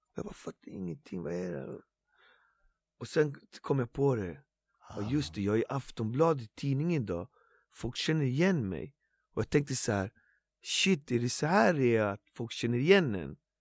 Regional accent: Botkyrka, Stockholm County, Sweden; det finns en bänk i Alby som där jag började rappa där jag kommer ifrån, från min gata

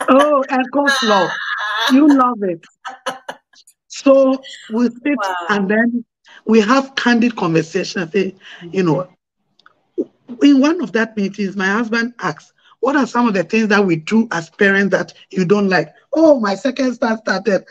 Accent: Ghana

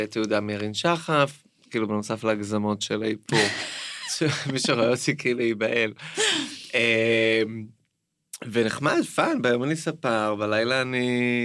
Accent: Jerusalem, Jerusalem District, Israel; גדלתי בגבעת שאול עד איזה גיל עשר כזה

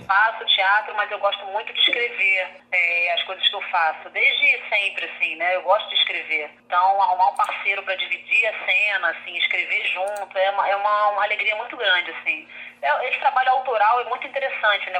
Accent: Rio de Janeiro, Brazil; Sou carioca, sou carioca

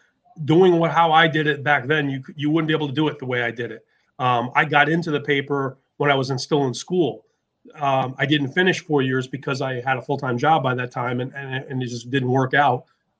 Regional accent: Naval Park, New York, United States; I grew up in Naval Park

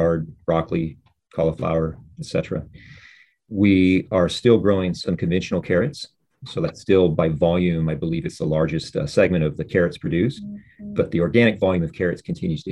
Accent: Bakersfield, California, United States; growing up in Bakersfield in the San Joaquin Valley, when I was a youth

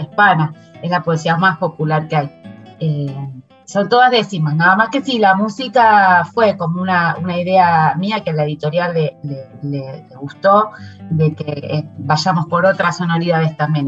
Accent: Buenos Aires, Argentina; yo soy en porteña

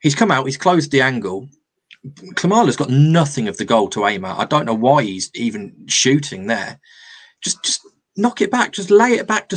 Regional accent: England, United Kingdom; we're English

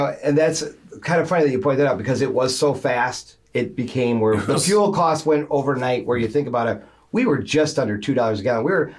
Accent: Grand Rapids, Michigan, United States; also born or lived in Birmingham, Michigan; now in Highland, United States; I grew up in Grand Rapids.

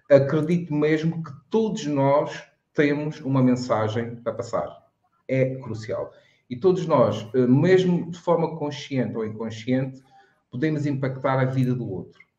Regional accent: Madeira, Portugal

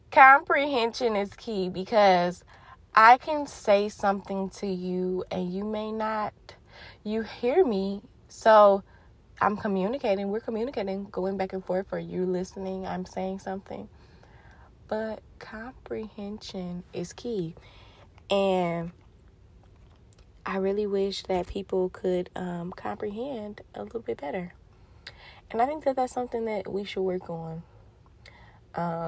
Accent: Detroit, Michigan, United States; I am from Detroit, Michigan, the D

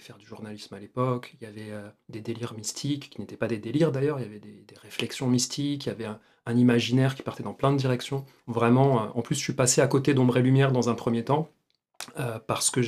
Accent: Argenteuil, Île-de-France, France; Moi, j'ai grandi à Argenteuil

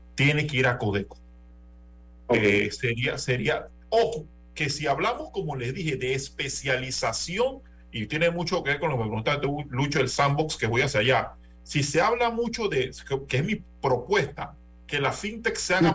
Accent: Panama; estamos en Panamá

